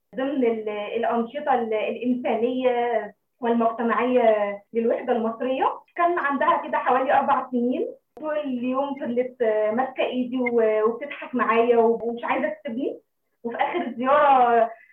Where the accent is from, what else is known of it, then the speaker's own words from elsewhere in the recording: Egypt; moved away as an adult; now in Democratic Republic of the Congo; انا كسيده مصريه عربيه فخوره جدا